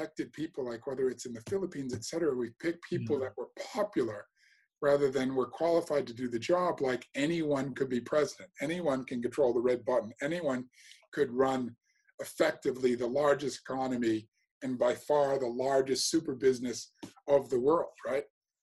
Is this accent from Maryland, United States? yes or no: no; Massachusetts, United States; accent: American; moved away as an adult; also born or lived in North London; now in London, United Kingdom; I grew up in Massachusetts, it's highly Democratic